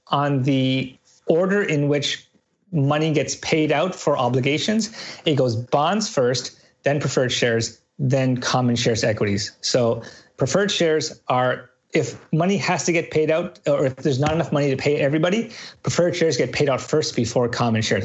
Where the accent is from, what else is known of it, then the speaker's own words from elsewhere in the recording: Canada; But I'm Canadian.